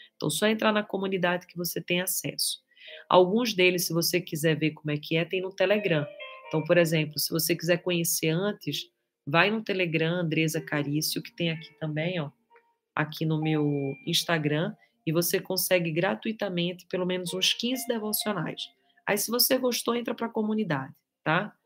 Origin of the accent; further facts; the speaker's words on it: Recife, Pernambuco, Brazil; now in Guarujá, Brazil; Na minha terra, Recife